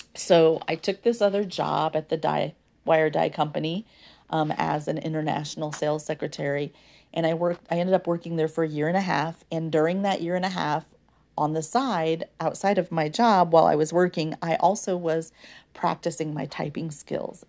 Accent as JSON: {"language": "English", "country": "United States", "tie": "born or raised there", "first_language": "English", "said": "those of us in the United States of America, born and raised in U S"}